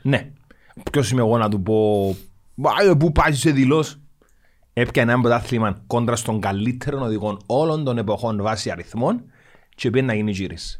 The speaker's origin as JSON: {"language": "Greek", "country": "Cyprus", "said": "Είμαι από την Κύπρο"}